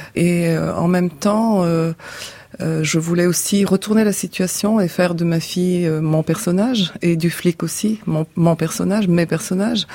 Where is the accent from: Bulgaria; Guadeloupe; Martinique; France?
Bulgaria; moved away as an adult; j'ai quitté la Bulgarie à 30 ans